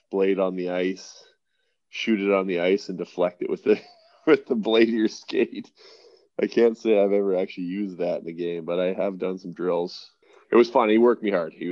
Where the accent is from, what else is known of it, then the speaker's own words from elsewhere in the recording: Regina, Saskatchewan, Canada; born there; also born or lived in Newmarket, Canada; Yes, so I was born in Regina. Uh, only was there for about six months.